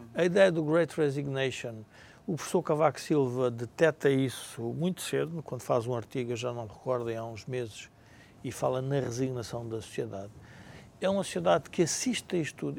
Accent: Portugal

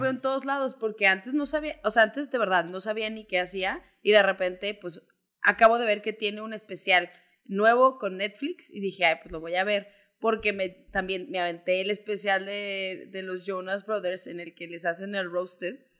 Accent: Zacatecas, Mexico; now in Guadalajara, Mexico; soy de Zacatecas, tengo ya casi 10 años viviendo en Guadalajara

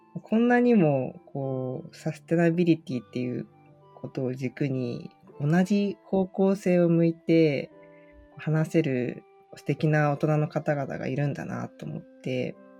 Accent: Urayasu, Chiba, Japan; 生まれも育ちも都会というか、全然畑とかない、コンクリートジャングルみたいなところに生まれたんですね。

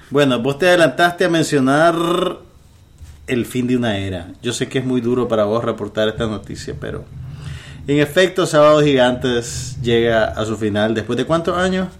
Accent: Nicaragua; somos los nicaragüenses

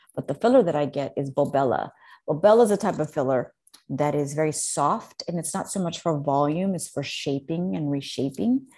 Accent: Mexico City, Mexico; growing up in Mexico City was, is, it's a big deal

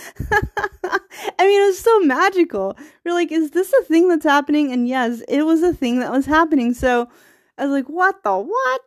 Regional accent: Virginia, United States; now in Bay Area, United States; I'm from Virginia.

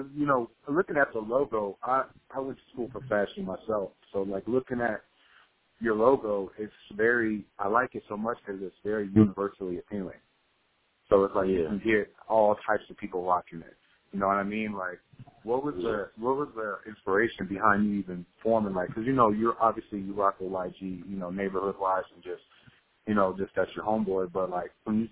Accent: Bay Area, California, United States; I'm from the Bay Area

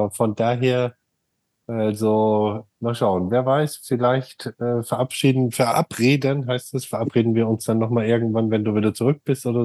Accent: Germany; now in United States; oh, wir kommen ja alle aus Deutschland

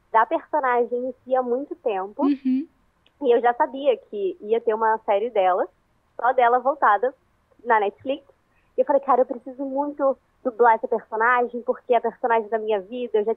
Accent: Rio de Janeiro, Brazil; E eu sou do Rio de Janeiro, capital. Então, assim, eu tive que mudar o meu sotaque.

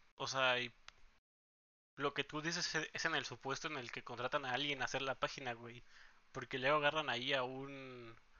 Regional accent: Oaxaca, Mexico; now in Guadalajara, Mexico; estuvimos todo el tiempo en Oaxaca y ahí crecimos

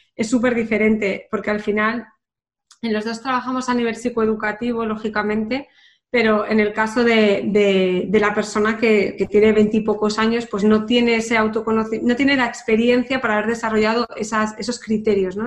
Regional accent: Pamplona, Navarre, Spain; moved away as an adult; also born or lived in London; yo que soy de Pamplona

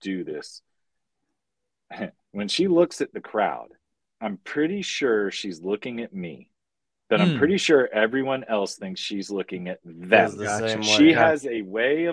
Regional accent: Marion, Virginia, United States; moved away; growing up in Marion, I was 30 minutes from Tennessee, 20 minutes from West Virginia, 20 minutes from North Carolina

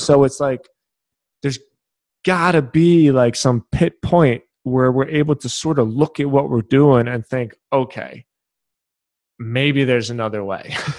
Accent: Philadelphia, Pennsylvania, United States; I'm from Philadelphia.

